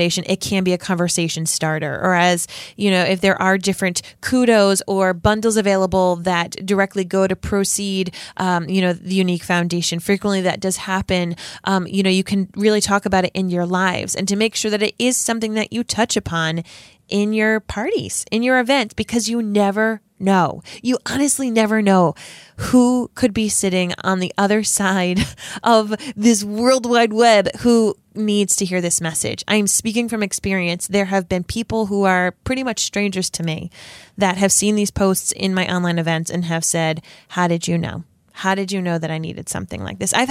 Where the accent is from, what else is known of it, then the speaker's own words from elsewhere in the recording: Rhode Island, United States; accent: Rhode Island; my Rhode Island accent